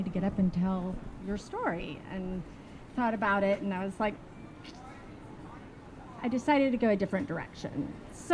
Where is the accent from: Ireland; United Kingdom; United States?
United States; Little Rock, Arkansas; accent: southern; now in Shenzhen, China; I grew up in Little Rock, Arkansas